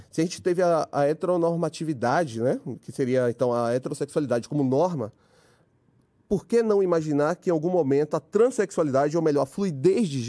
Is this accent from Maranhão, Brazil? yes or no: no; Bahia, Brazil; Cabeçudo, porque apesar de ser cabeçudo, não sou cearense, é baiano, hein?